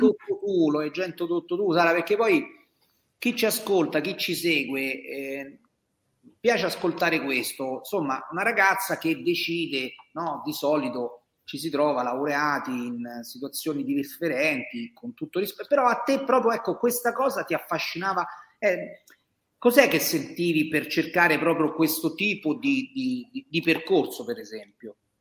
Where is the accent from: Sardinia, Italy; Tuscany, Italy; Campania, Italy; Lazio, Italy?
Lazio, Italy; Mentana; io sono proprio di Mentana. Io F cento ventisette è il mio codice fiscale, quindi io sono stato partorito a mentare. Quindi io posso proprio dire di essere un mentanese verace